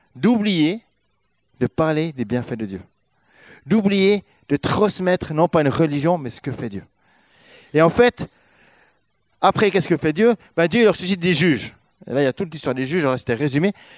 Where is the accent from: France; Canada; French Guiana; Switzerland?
Switzerland; moved away as an adult; On a quitté notre Suisse pour être là